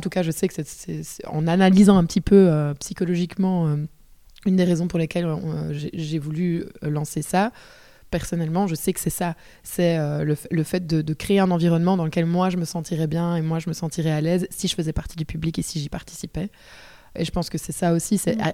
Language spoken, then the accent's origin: French; Liège, Wallonia, Belgium; accent: Liège; je suis de Liège. Euh, j'espère que ça ne s'entendra pas, même si j'adore l'accent